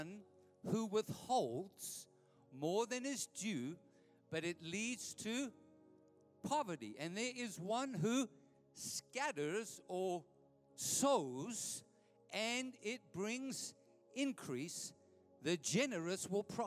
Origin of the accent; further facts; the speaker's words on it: Edenvale, Gauteng, South Africa; I grew up in Edenvale, my wife and I.